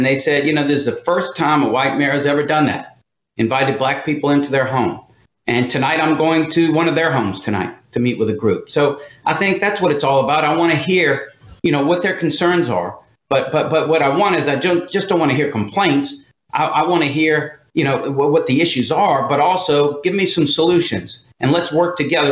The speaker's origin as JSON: {"language": "English", "town": "Pass Christian", "region": "Mississippi", "country": "United States", "tie": "born or raised there", "also_born_or_lived": "Shanghai / Switzerland", "moved": "as an adult", "said": "My wife and I renovated a home here in Pas Christian, which is my hometown"}